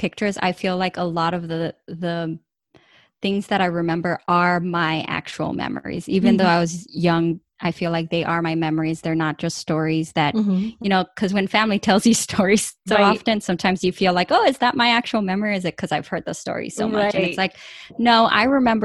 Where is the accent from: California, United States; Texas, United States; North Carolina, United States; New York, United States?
California, United States; moved away as an adult; also born or lived in Ecuador; now in Michigan, United States; I'm from California, and my dad was born in Ecuador, and my mom was born in El Salvador, and they both came here when they were in their teens